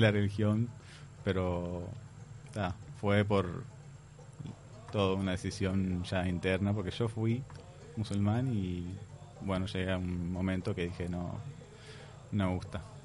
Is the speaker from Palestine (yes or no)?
yes; Palestine; moved away as an adult; also born or lived in Jordan; now in Uruguay; yo nací en Jordania, ellos volvieron a Jordania, nací, y después nos mudamos a Palestina.